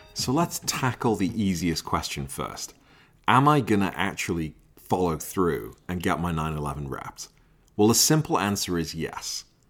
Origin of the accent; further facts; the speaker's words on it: Liverpool, North West England, United Kingdom; I'm from Liverpool.